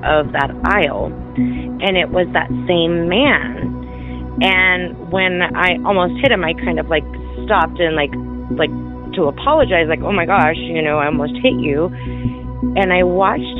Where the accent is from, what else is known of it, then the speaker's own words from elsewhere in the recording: St. George, Utah, United States; I am from St. George, Utah.